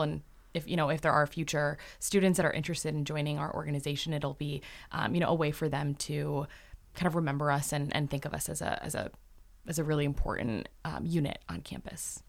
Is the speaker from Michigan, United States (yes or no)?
yes; Canton, Michigan, United States; I'm from Canton, Michigan.